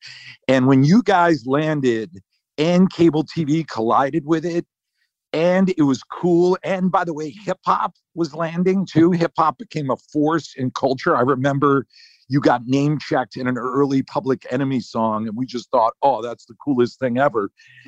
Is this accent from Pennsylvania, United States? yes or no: yes; Malvern, Pennsylvania, United States; moved away; I grew up outside Philly at the time. It was a little crappy town called Malvern.